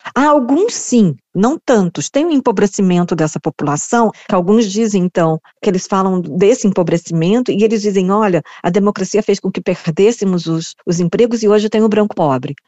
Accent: Brazil; now in South Africa

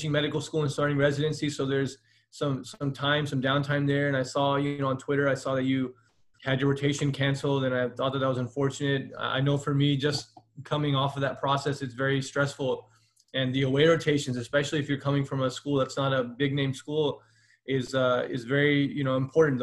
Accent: Inland Empire, California, United States; also born or lived in Santa Ana, California; I was born in Orange County in a city called Santa Ana. And then I was raised in Inland Empire

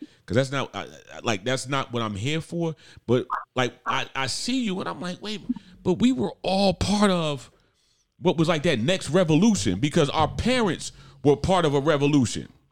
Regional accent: Irvington, New Jersey, United States; I'm from New Jersey, class of 1990, class of 1992 from Irvington High School

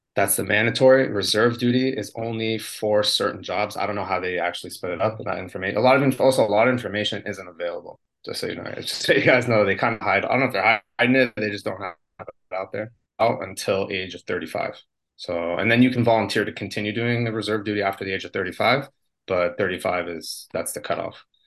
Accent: United States; moved away as an adult; now in Israel; I'm an American

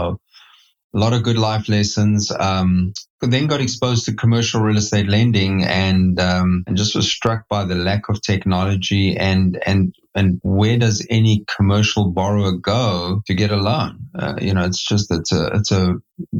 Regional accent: South Africa; moved away as an adult; now in United States; I'm born and raised in South Africa

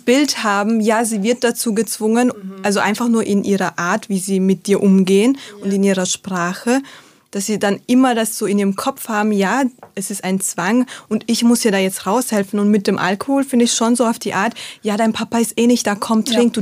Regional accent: Salzburg, Austria; ich bin in Salzburg äh, aufgewachsen, geboren und aufgewachsen

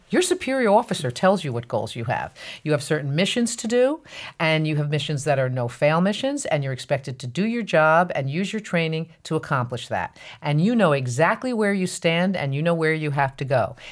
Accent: New Jersey Meadowlands, United States; I grew up in North Jersey in an area just outside of Manhattan called the known as the New Jersey Meadowlands

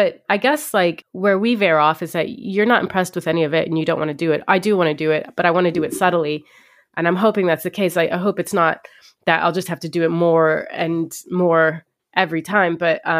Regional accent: Ohio, United States; I could have used the Kardashians growing up. Like, I grew up an Egyptian in Ohio.

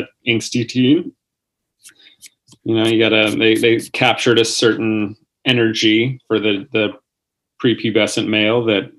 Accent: San Diego, California, United States; I'm from San Diego

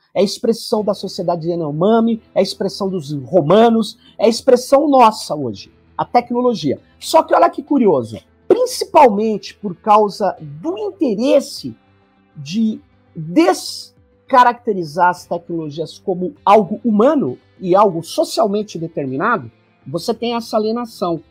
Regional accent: São Paulo, Brazil; Sou de São Paulo

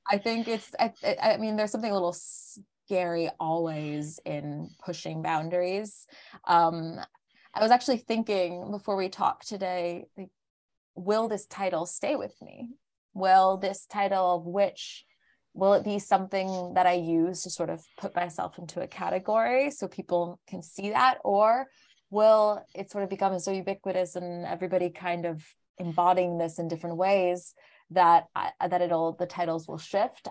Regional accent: Larchmont, New York, United States; moved away as an adult; now in Paris, France; I grew up in Larchmont, which was just outside of, uh, New York City

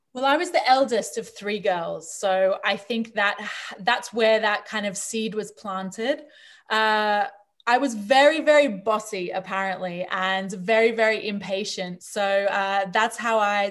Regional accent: Australia; moved away; also born or lived in New Zealand; I grew up in Australia.

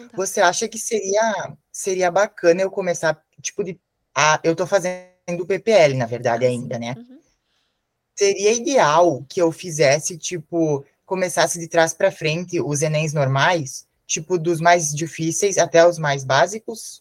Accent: a city in the north of Rio Grande do Sul, Brazil; Eu sou de uma cidade do norte do Rio Grande do Sul.

